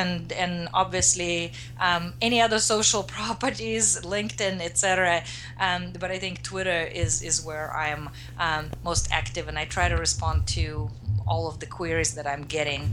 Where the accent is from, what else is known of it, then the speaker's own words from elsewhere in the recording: Russia; now in United States; I grew up in Russia, now I'm in the US